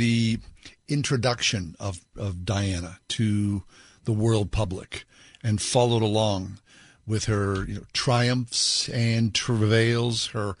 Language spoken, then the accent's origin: English; United States; not being a Brit, but, like all Americans